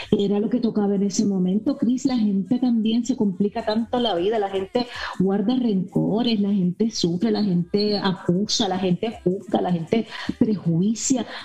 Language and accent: Spanish; Miami, Florida, United States; mira, crecí con dos maravillosos seres humanos cubanos que me dieron todo lo que soy hoy día. Eh, yo nací aquí en Miami, mucha gente piensa que yo nací en Puerto Rico, yo nací en Miami.